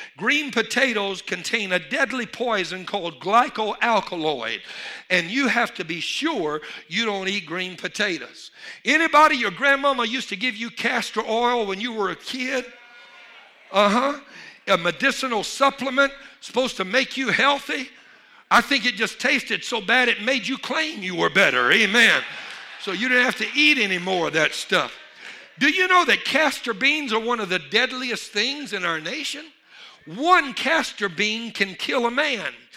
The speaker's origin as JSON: {"language": "English", "region": "Louisiana", "country": "United States", "said": "I'm from Louisiana"}